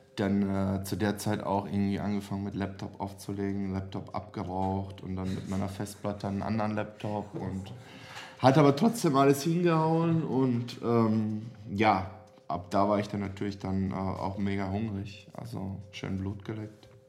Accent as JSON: {"language": "German", "country": "Serbia", "tie": "born or raised there", "second_language": "German", "moved": "yes", "lives_now": "Germany", "said": "Ich komme aus Serbien."}